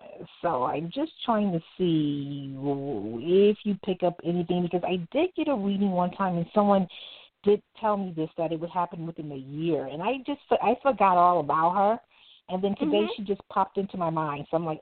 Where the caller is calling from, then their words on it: New York, United States; I'm calling from New York.